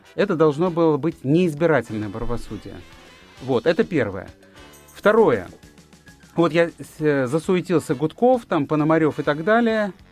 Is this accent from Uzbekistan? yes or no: yes; Fergana, Fergana Region, Uzbekistan; moved away; в моем родном городе Фергане